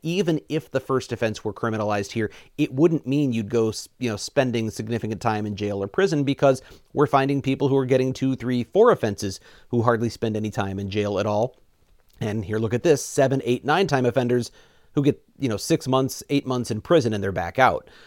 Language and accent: English; Missouri, United States; moved away as an adult; now in Wisconsin, United States; I'm from Missouri originally